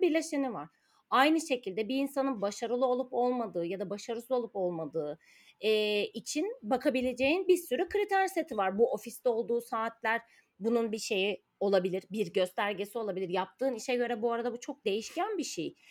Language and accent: Turkish; Ankara, Turkey; moved away as an adult; now in Istanbul, Turkey; ben Ankaralıyım.